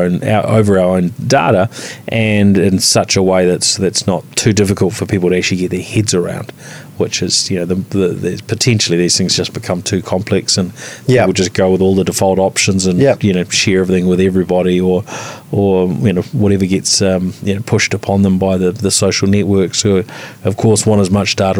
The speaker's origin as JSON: {"language": "English", "country": "New Zealand", "said": "as a Kiwi"}